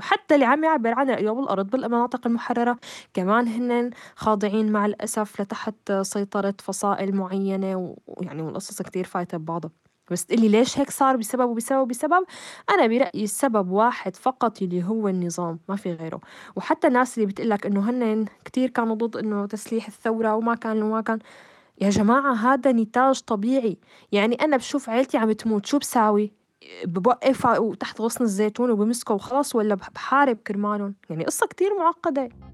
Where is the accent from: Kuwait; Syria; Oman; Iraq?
Syria; نحن كسوريين